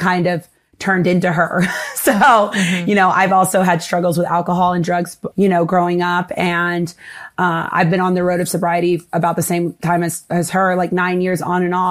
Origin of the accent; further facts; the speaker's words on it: North Carolina, United States; moved away as an adult; also born or lived in Asheville, North Carolina / Washington, D.C.; now in Miami, United States; I grew up kind of like dealing with a little bit of racism living in North Carolina